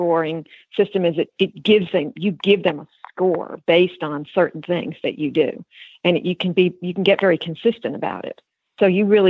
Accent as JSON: {"language": "English", "region": "New York", "country": "United States", "tie": "born or raised there", "moved": "yes", "said": "I grew up in New York"}